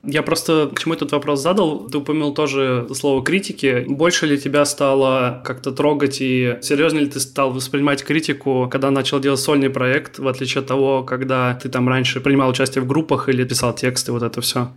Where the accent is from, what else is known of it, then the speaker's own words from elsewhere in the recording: Kaliningrad, Kaliningrad Oblast, Russia; я из Калининграда, и в Калининграде, мне кажется, в принципе, можно было бы жить